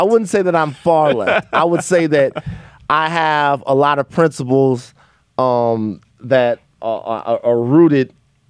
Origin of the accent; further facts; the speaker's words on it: Baton Rouge, Louisiana, United States; Yeah, BR. Baton Rouge. So, you know, I definitely grew up in a community where there's some conservative views